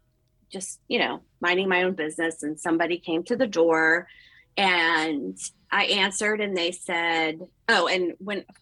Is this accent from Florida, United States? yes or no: no; Oakton, Virginia, United States; also born or lived in Ashburn, Virginia / Leesburg, Virginia; I was brought up in Northern Virginia. I grew up in Oakton.